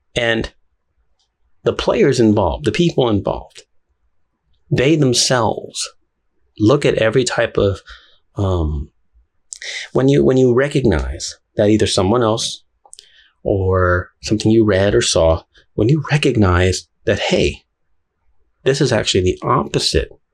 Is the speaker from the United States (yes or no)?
yes; Houston, Texas, United States; also born or lived in Puerto Rico; I'm from Houston, Texas. Not really. I was born in Puerto Rico, but I grew up here. So I'm from Houston, Texas